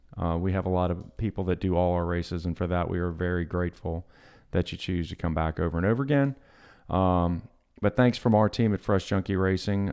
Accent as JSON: {"language": "English", "town": "Long Beach", "region": "Mississippi", "country": "United States", "tie": "born or raised there", "said": "I grew up in Long Beach, but had a lot of friends in Bayou View, which is in Gulfport."}